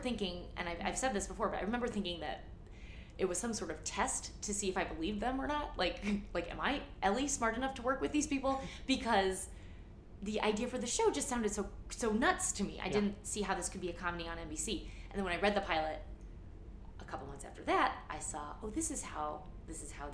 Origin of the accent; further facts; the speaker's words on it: St. Louis, Missouri, United States; moved away; also born or lived in New York; I grew up in St. Louis in like a leafy suburb